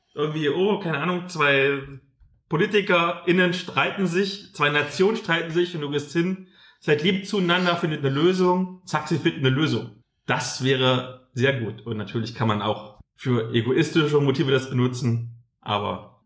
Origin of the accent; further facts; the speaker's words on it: Halle, Saxony-Anhalt, Germany; moved away; Halle. Das ist ja meine alte Heimat, wo ich damals im Plattenbauviertel gewohnt habe